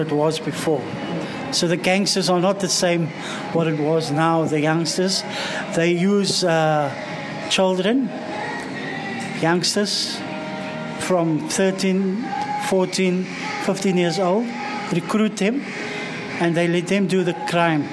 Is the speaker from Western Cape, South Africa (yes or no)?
yes; Cape Town, Western Cape, South Africa; first language Afrikaans; English is a second language; It's a place called Grassy Park from the Cape Flats side